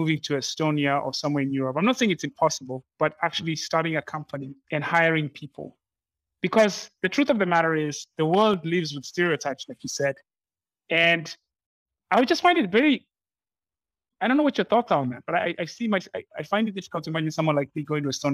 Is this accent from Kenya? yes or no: yes; Nairobi, Kenya; moved away as an adult; also born or lived in United States; moving back home to Nairobi after almost 20 years in the U.S.